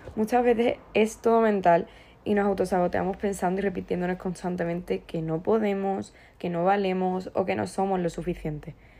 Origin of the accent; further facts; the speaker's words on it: Andalusia, Spain; soy andaluza